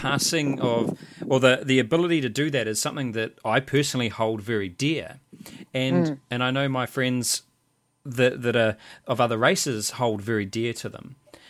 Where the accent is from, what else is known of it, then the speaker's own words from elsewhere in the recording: New Zealand; as a European New Zealander